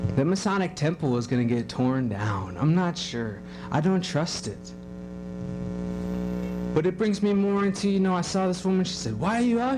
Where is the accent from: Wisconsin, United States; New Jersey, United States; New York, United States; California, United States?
Wisconsin, United States; Kenosha; I'm in my hometown, and I don't see anybody anymore. So I was driving around. I noticed, you know, Kenosha